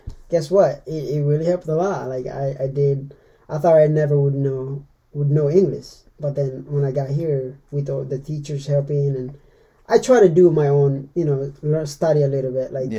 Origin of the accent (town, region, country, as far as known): Timor-Leste; born or raised there; first language Meto; English is a second language; now in United States